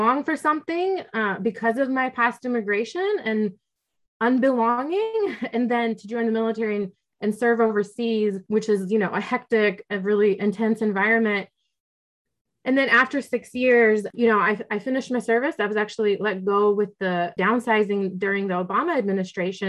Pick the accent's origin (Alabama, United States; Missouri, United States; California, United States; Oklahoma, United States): Oklahoma, United States; also born or lived in Russia; when I did move to the United States, I grew up in Oklahoma in a military family